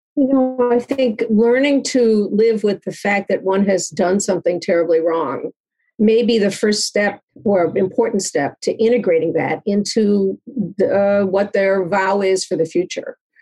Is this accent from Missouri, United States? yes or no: no; Chicago, Illinois, United States; in Chicago, my hometown